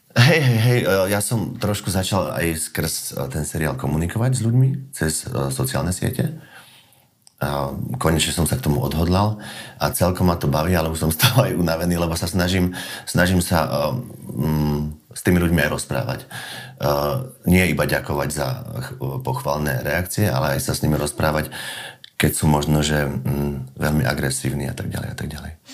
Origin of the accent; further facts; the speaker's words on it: Slovakia; sme Slováci